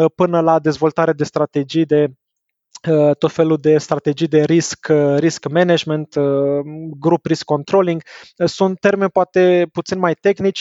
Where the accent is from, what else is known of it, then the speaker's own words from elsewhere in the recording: Bucharest, Romania; moved away as an adult; also born or lived in Belgium; Sunt născut și crescut în București